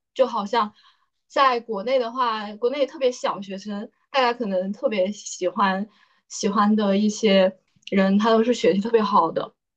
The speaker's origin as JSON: {"language": "Chinese", "country": "China", "said": "作为一个中国人来讲"}